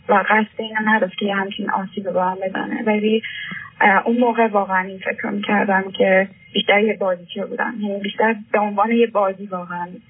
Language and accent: Persian; Iran; moved away as an adult; now in Europe; من هشت ساله که از ایران اومدم و 18 ساله هم بود که از ایران اومدم و الان تو اروپا زندگی میکنم